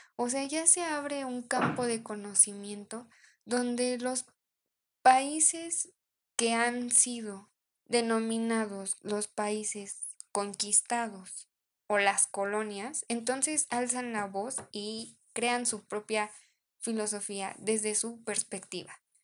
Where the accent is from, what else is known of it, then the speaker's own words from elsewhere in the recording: Mexico; somos mexicanos